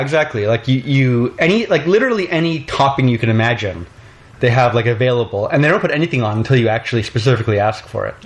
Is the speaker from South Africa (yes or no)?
no; Canada; I'm from Canada